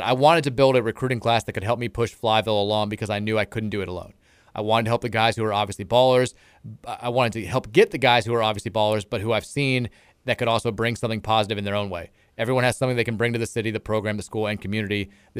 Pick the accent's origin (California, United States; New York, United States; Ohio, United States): California, United States; I'd never been to Kentucky. I had no expectations. I'm from California.